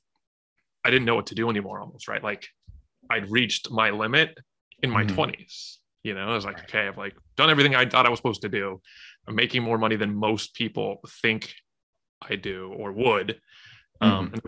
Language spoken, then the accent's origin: English; Southern California, United States; grew up in Southern California